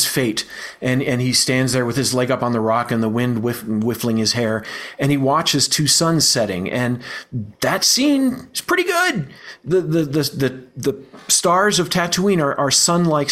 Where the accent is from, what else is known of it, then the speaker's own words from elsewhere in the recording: Virginia, United States; now in Colorado, United States; I grew up in Virginia, you know, it doesn't get that much cooler at night, but I live in Colorado now